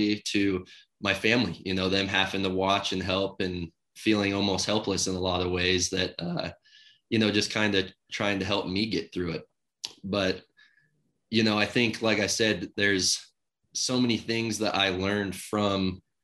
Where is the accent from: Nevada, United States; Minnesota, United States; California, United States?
Nevada, United States; Carson City; growing up in Carson City and having it be my hometown team.